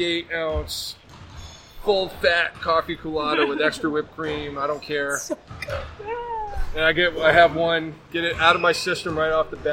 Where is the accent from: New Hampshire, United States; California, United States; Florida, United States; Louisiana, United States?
New Hampshire, United States; Concord; moved away as an adult; also born or lived in San Antonio; I grew up in Concord, New Hampshire.